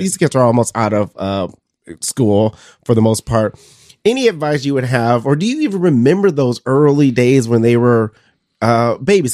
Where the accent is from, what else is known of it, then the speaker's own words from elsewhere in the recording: Detroit, Michigan, United States; moved away as an adult; now in Mason City, United States; I'm from, I'm from Detroit, so I'm a Michigan State guy